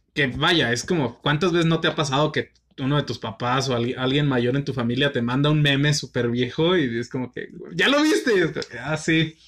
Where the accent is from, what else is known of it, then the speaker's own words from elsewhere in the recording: northern Mexico, Mexico; acá en el norte no es como que tengamos una identidad de somos norteños